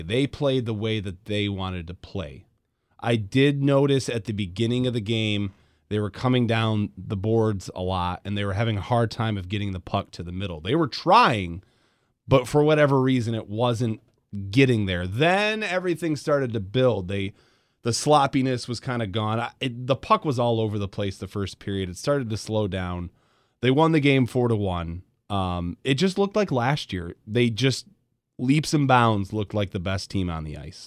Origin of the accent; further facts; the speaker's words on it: West Michigan, United States; I grew up in West Michigan.